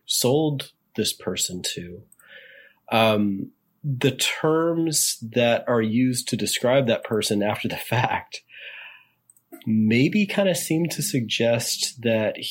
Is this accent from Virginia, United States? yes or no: yes; Richmond, Virginia, United States; Richmond, Virginia, my hometown